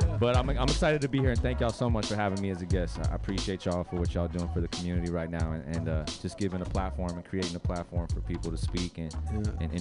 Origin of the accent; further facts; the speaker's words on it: Redwood City, California, United States; also born or lived in Puerto Rico / San Mateo; I was born in Puerto Rico. And when we left Puerto Rico and came to the Bay, basically, Redwood City was kind of where we kicked it first